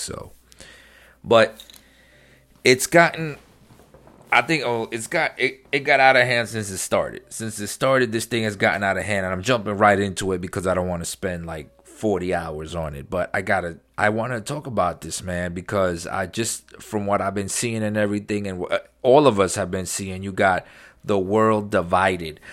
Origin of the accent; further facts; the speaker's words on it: New York City, New York, United States; moved away; I grew up in New York, very liberal, very, uh, you know, democratic city, New York City